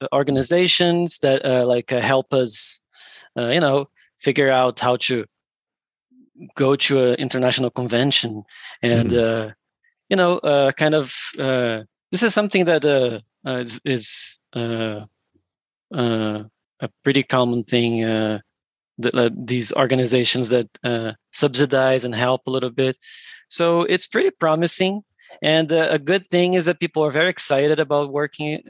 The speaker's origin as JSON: {"language": "English", "country": "Brazil", "said": "we're from Brazil"}